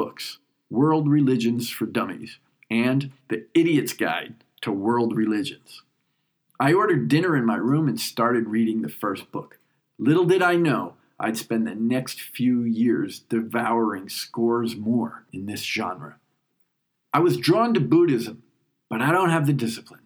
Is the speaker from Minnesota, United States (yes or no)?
no; New York, United States; moved away as an adult; now in Switzerland; But I'm a New Yorker, and it's my first time back since 9/11